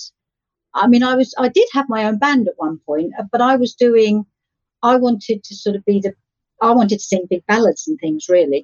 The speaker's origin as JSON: {"language": "English", "area": "Essex", "region": "East of England", "country": "United Kingdom", "tie": "born or raised there", "said": "I come from Essex, the county of Essex"}